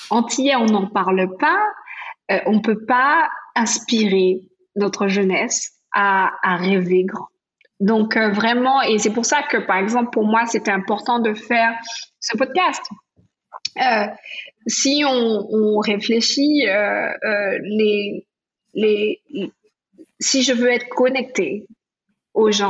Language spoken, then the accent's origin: French; Antilles, France; on a plein de gens chez nous, aux Antilles, qui font des choses importantes.